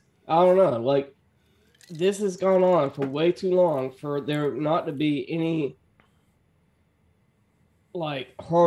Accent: United States; I'm American.

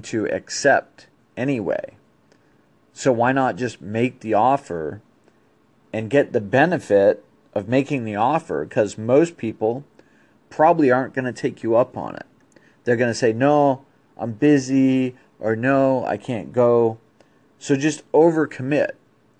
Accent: East Coast, United States; when I grew up on the East Coast

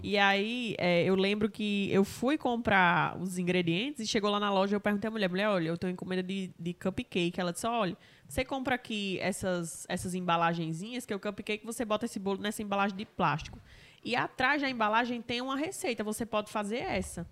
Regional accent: Mossoró, Rio Grande do Norte, Brazil; Eu sou nascida aqui em Mossoró

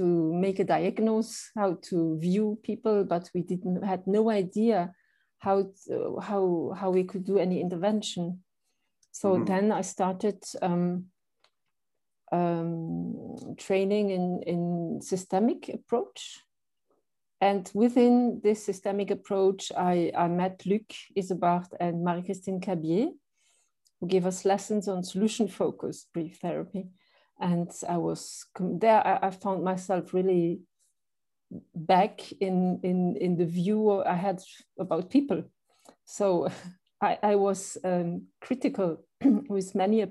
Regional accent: Luxembourg; also born or lived in Belgium; I am a Luxembourger. So yes. I'm born in Luxembourg.

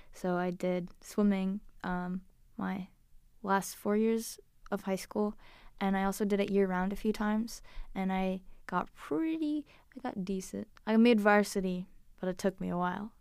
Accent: Liverpool, New York, United States; moved away; I grew up in Liverpool, New York, which is a little village

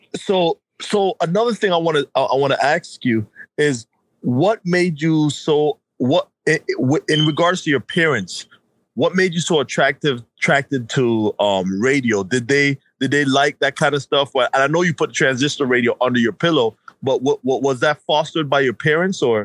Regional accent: New York, United States; we're both from New York

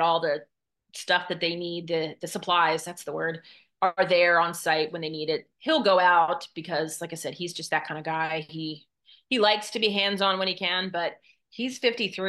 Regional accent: Maryland, United States; moved away as an adult; also born or lived in Texas; I'm originally from Maryland. My husband's originally from Indiana, and I grew up in Maryland.

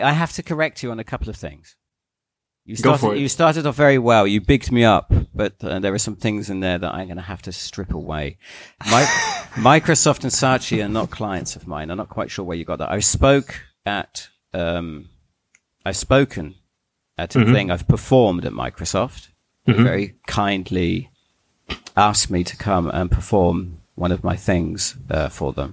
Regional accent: England, United Kingdom; I'm an Englishman.

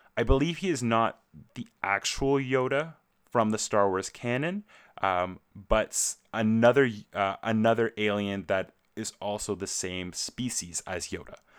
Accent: Canada; as a Canadian myself

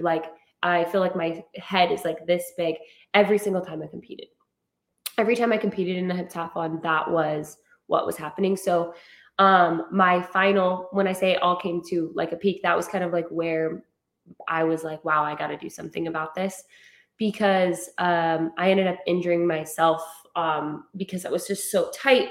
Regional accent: Rexburg, Idaho, United States; now in San Diego, United States; I'm from Idaho, um, Rexburg, Idaho, and kind of just grew up in you know a typical like you kind of know everybody uh, at home

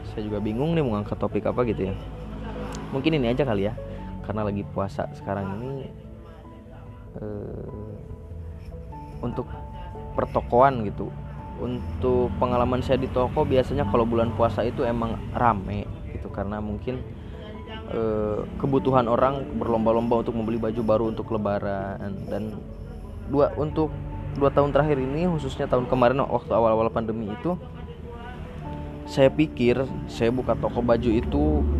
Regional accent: Lampung, Indonesia; walaupun saat itu di daerah saya ini di Lampung ini belum belum begitu heboh gitu

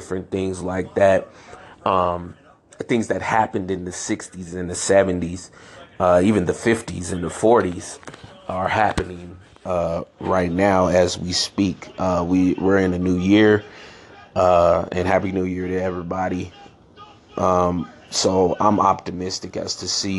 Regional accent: San Francisco, California, United States; also born or lived in Chicago, Illinois; I grew up in San Francisco, California

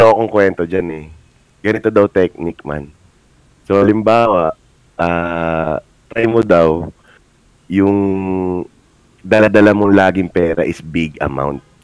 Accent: Siargao, Caraga, Philippines; now in Manila, Philippines; taga Siargao kami

